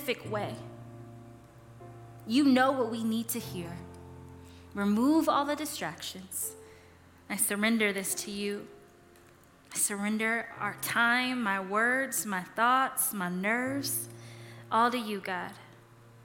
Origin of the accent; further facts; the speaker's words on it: California, United States; now in Colorado, United States; I'm from California